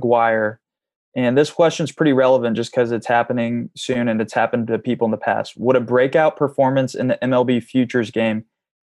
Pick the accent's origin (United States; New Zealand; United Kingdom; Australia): United States; Indianapolis, Indiana; I'm from Indy